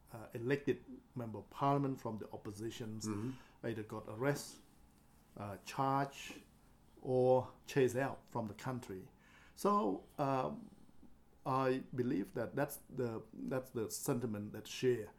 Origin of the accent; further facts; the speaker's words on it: Cambodia; now in Melbourne, Australia; proud Australian of Cambodian birth